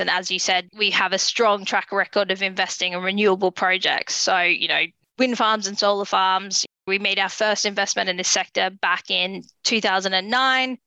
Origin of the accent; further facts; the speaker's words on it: Australia; moved away; my home country in Australia